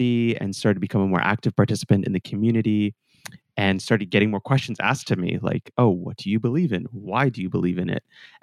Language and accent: English; Calgary, Alberta, Canada; moved away as an adult; also born or lived in Portugal / Vancouver; I was born in Portugal, but I flew to Canada before I could learn to walk, and I grew up among the rolling hills of Calgary, Alberta.